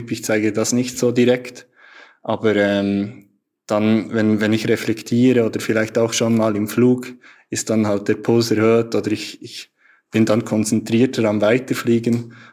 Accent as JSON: {"language": "German", "country": "Switzerland", "said": "Also bei uns in der Schweiz heißt das Unihockey. Das ist relativ bekannt hier."}